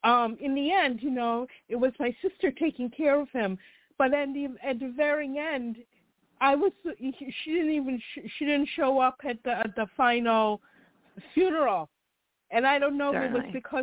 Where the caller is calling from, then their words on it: Chicago, Illinois, United States; from Chicago.